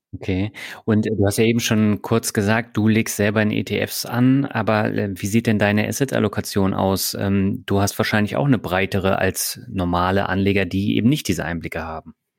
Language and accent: German; Berlin, Germany; moved away; also born or lived in Lübeck / Hamburg / Baden-Württemberg; Also ich komme aus Lübeck, bin mhm. in Berlin aufgewachsen.